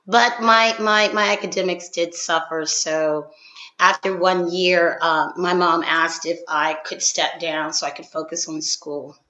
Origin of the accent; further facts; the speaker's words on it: Philadelphia, Pennsylvania, United States; I'm from Philadelphia